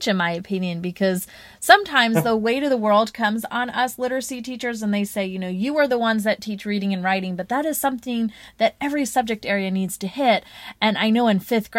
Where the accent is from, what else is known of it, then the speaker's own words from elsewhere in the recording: Charlotte, North Carolina, United States; my hometown, Charlotte, North Carolina